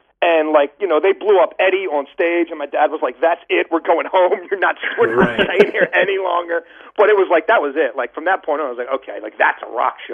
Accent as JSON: {"language": "English", "town": "Baltimore", "region": "Maryland", "country": "United States", "tie": "born or raised there", "said": "I grew up in East Baltimore, like in Baltimore City."}